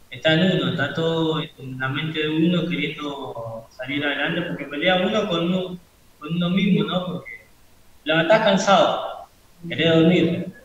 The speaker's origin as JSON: {"language": "Spanish", "town": "Sarandí", "region": "Buenos Aires Province", "country": "Argentina", "said": "yo, soy de Sarandí, cerca de, la estación de Sarandí, barrio La Sedeita."}